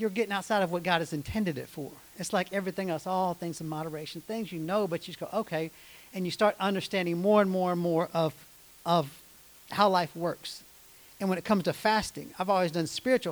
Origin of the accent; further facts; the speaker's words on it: United States; I grew up in America.